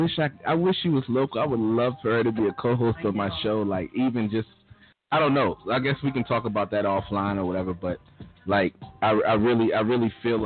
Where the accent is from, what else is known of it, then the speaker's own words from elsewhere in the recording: Maryland, United States; So we're in Maryland, and we're born and raised in Maryland.